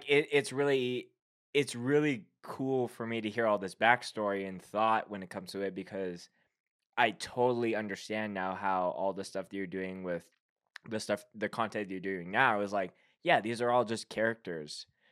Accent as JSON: {"language": "English", "town": "Winnipeg", "region": "Manitoba", "country": "Canada", "tie": "born or raised there", "said": "being from Winnipeg, I grew up on comeback kid. That's, like, my hometown hero band"}